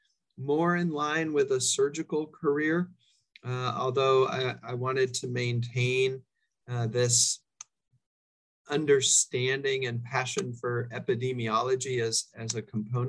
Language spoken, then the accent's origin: English; Orinda, California, United States; I grew up in Northern California, actually a bit of a rarity, a fourth generation Californian.